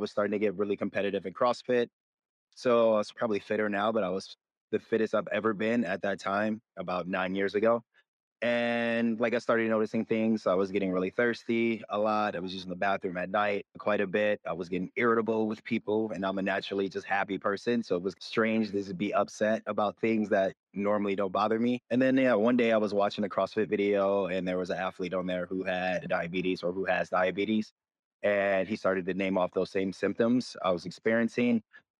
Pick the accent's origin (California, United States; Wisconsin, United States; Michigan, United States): Michigan, United States; now in Los Angeles, United States; I am from Michigan originally, but I've been living in LA the last 8 years now, 8.5 years.